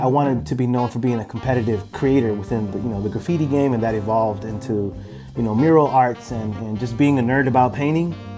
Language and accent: English; San Francisco, California, United States; also born or lived in El Salvador; we were all born in El Salvador. I'm the youngest of four boys. She brought us all here to San Francisco um, to avoid the war